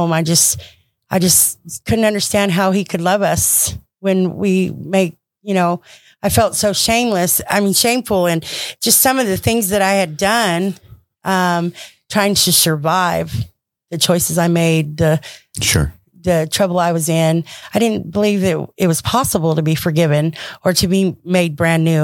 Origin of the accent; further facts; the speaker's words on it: Madera, California, United States; I was born and raised in California